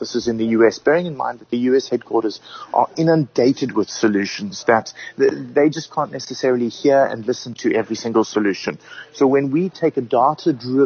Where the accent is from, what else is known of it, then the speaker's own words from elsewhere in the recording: South Africa; we're South African